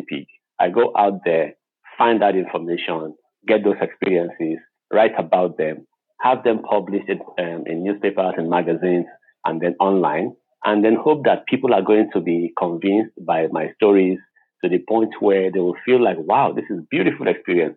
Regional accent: Lagos, Nigeria; also born or lived in Jos, Nigeria; I was born and raised in Lagos

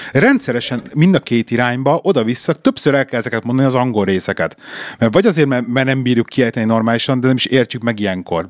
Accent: Hungary; now in England; itt vagyunk magyarként Angliában

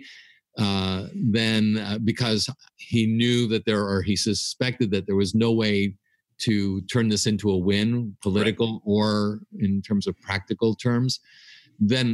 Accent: United States; my wife and I are Greek Americans, meaning we're born and raised in the United States, but our parents came from Greece

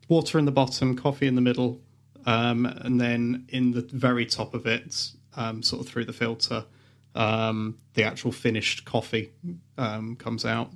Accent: Leicester, East Midlands, United Kingdom; I'm the one from Leicester.

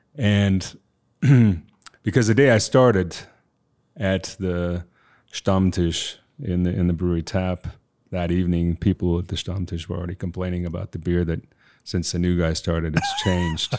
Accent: United States; moved away; also born or lived in Southeast Bavaria, Germany; I'm American

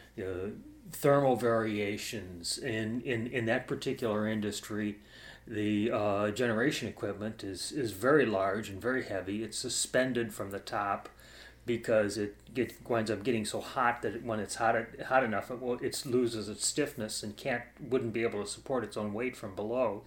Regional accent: Cleveland, Ohio, United States; also born or lived in Orlando, Florida; I grew up in Cleveland, uh, and I lived most of my life there

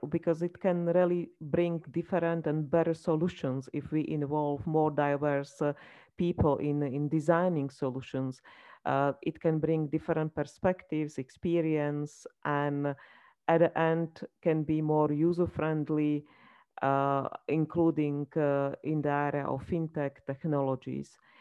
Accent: Slovakia; I come from Slovakia, so I can say that it's a small country

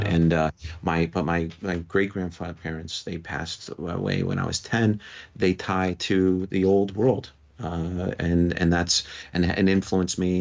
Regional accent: New York, United States; moved away; also born or lived in Las Vegas, Nevada; as a New Yorker

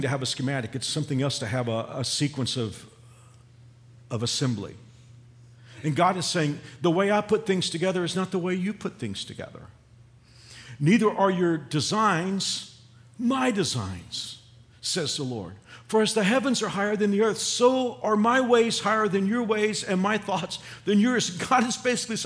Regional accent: Fort Worth, Texas, United States; moved away; we'll typically go to Fort Worth, our hometown

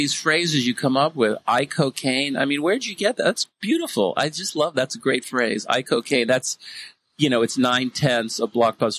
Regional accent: the Bay Area, California, United States; now in Seattle, United States; I grew up in the Bay Area.

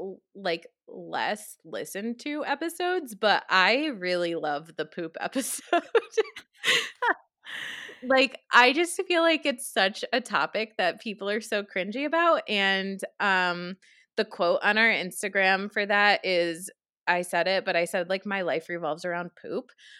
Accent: New York, United States; accent: New York; I did not say that with my New York accent. Like, that was definitely more West Coast than what I'm used to.

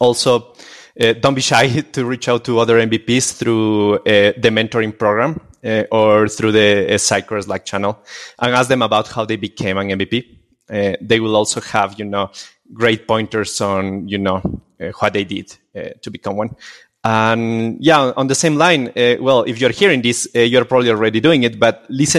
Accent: Quito, Pichincha, Ecuador; I'm from Quito, Ecuador.

